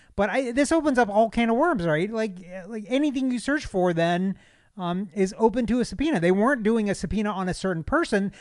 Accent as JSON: {"language": "English", "country": "United States", "said": "as an American, a, as, as a citizen of this country"}